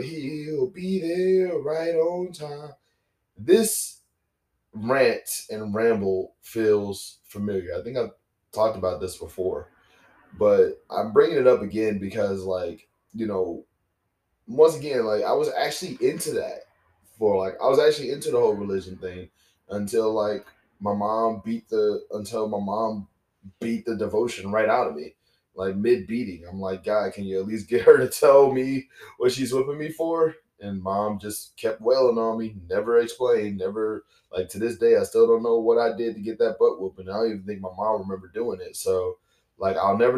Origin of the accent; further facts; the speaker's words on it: Baton Rouge, Louisiana, United States; I'm from Baton Rouge, Louisiana, because, you know, Baton Rouge, Louisiana is not New Orleans. It's Baton Rouge. And, you know, it's my hometown, is where I'm from, is where I grew up